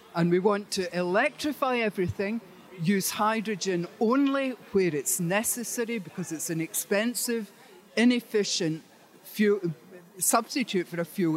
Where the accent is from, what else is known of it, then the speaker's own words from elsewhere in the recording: Aberdeen, Scotland, United Kingdom; I'm from Aberdeen.